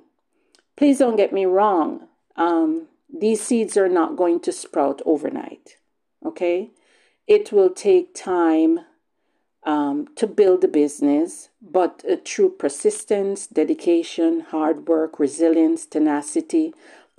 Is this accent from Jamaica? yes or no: yes; Jamaica; now in Bowmanville, Canada; I was born in Jamaica. And back home